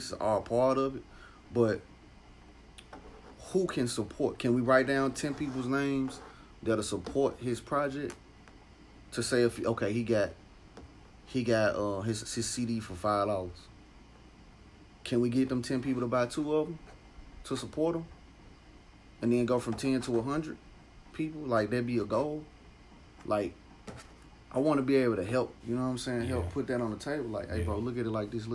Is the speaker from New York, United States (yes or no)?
no; Memphis, Tennessee, United States; I'm from Memphis